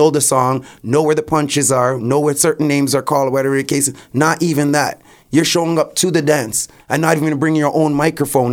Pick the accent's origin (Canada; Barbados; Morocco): Canada; I was born in Canada.